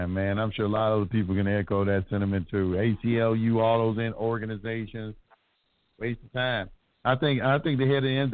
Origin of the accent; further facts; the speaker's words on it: Dallas, Texas, United States; Born and raised in Oak Cliff. I'm born and raised in Oak Cliff